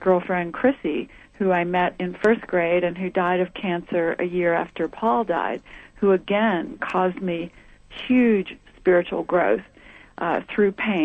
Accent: the South, United States; moved away as an adult; growing up in the South in the 50s and in the 60s

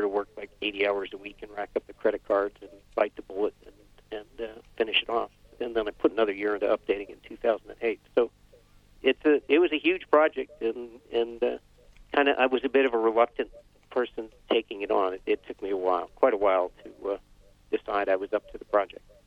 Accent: Vermont, United States; I grew up in Vermont, uh, skiing, hiking, uh, hunting, fishing, canoeing

